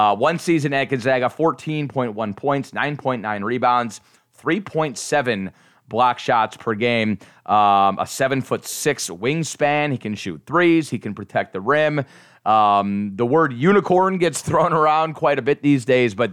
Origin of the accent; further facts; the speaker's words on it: Cleveland, Ohio, United States; now in Orlando, United States; I'm a Cleveland native who's been in Florida now for a long time